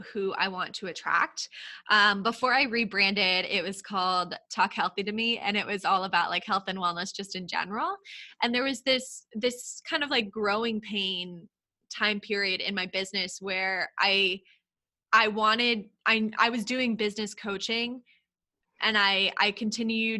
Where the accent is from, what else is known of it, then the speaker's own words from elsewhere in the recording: Texas, United States; also born or lived in Brooklyn, New York / Philadelphia; now in Long Island, New York, United States; I'm actually originally from Texas